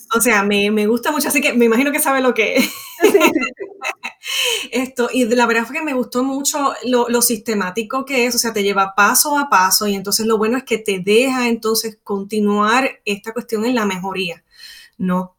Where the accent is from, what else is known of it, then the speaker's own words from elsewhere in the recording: Puerto Rico; soy de Puerto Rico